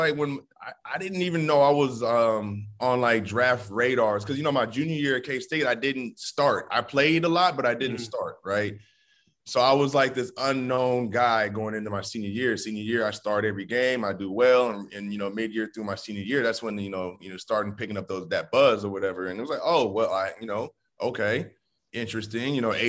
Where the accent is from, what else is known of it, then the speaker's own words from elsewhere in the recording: California, United States; now in Manhattan, United States; I'm from California, went to school in Kansas, which was a culture shock for me. You know, where I'm from in Cali, it doesn't get cold. It doesn't snow.